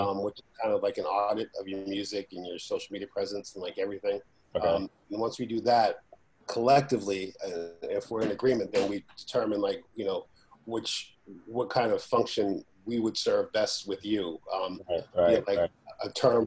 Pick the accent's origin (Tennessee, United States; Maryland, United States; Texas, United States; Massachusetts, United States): Massachusetts, United States; Boston; the street I grew up in Boston